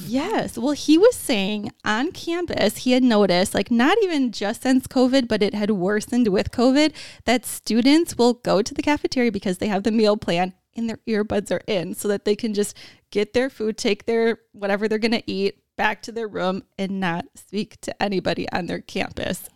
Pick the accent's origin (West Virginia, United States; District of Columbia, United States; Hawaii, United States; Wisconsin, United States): Wisconsin, United States; growing up in Wisconsin